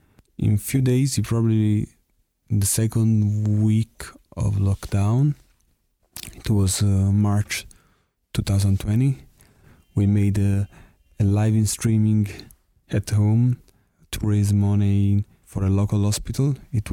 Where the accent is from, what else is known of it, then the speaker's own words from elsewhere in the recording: Naples, Campania, Italy; We are from Naples, from the south of Italy.